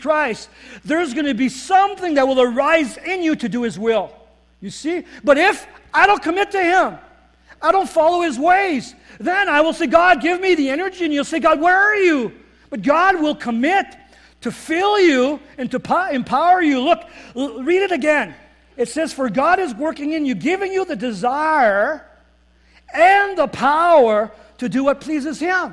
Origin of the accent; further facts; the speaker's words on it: Northern Ontario, Canada; moved away as an adult; now in Winkler, Canada; I was raised in Northern Ontario